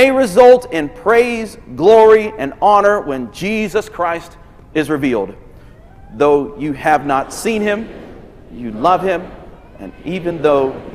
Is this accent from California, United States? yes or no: no; Denver, Colorado, United States; I'm from Denver.